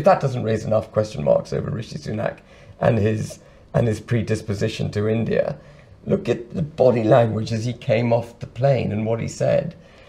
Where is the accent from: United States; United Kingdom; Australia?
United Kingdom; But I am British.